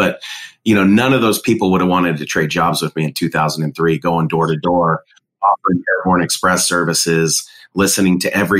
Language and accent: English; San Diego, California, United States; moved away as an adult; also born or lived in Idaho / San Jose, California; now in Omaha, United States; So grew up big family, was born in Idaho, but raised mostly in San Diego, California.